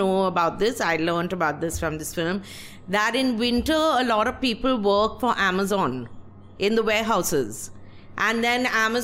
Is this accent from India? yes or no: yes; West Bengal, India; I'm from Bengal